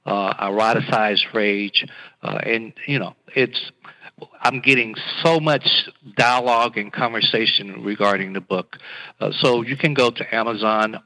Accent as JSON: {"language": "English", "area": "Gadsden", "region": "Alabama", "country": "United States", "tie": "born or raised there", "also_born_or_lived": "Chattanooga, Tennessee", "said": "me growing up in Gaston, Alabama"}